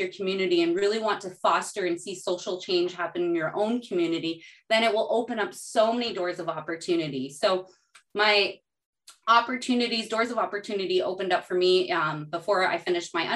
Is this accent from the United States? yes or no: no; Canada; also born or lived in Burkina Faso; I'm a Canadian mom. I'm a Portuguese Canadian mama.